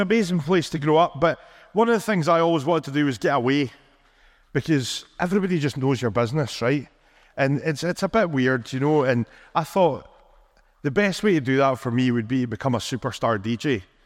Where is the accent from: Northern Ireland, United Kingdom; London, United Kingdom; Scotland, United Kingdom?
Scotland, United Kingdom; Rothes; now in Perth, United Kingdom; I grew up in a tiny little village called Rothes